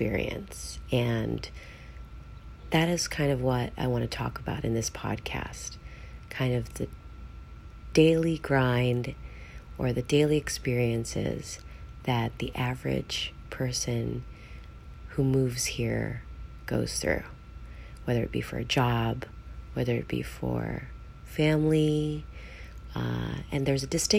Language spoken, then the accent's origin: English; Los Angeles, California, United States; moved away as an adult; also born or lived in Philippines; now in Hawaii, United States; I'm originally from California, from Southern California, Los Angeles.